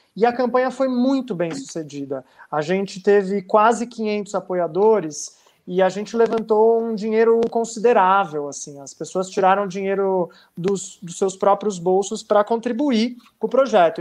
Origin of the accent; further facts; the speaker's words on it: Santos, São Paulo, Brazil; moved away as an adult; eu já estava em São Paulo, cresci em Santos